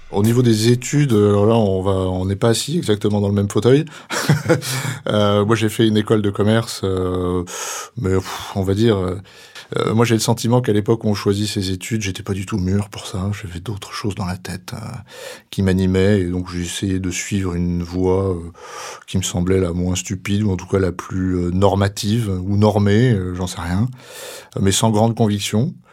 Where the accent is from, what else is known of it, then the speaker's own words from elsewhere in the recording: Ravel, Auvergne-Rhône-Alpes, France; j'ai 55 ans, j'ai trois enfants, dont l'aîné a 28 ans. pareil, je suis originaire d'un petit village auvergnat à 350 habitants qui s'appelle Ravel.